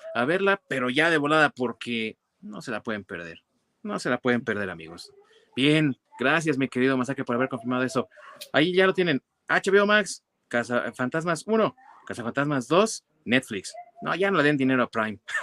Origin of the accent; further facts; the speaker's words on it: Mexico; con nosotros como mexicanos